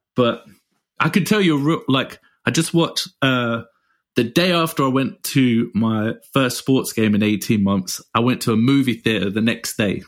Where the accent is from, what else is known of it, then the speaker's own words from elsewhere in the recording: England, United Kingdom; moved away; being English